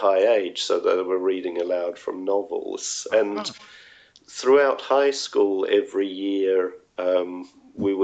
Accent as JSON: {"language": "English", "country": "New Zealand", "tie": "born or raised there", "moved": "as an adult", "lives_now": "Sweden", "said": "growing up in New Zealand"}